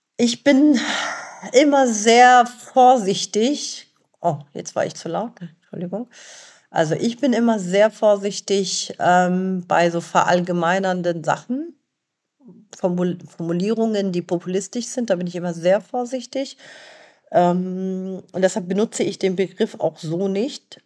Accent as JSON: {"language": "German", "country": "Germany", "tie": "born or raised there", "also_born_or_lived": "Lebanon", "said": "ich bin im Libanon geboren und in Deutschland aufgewachsen."}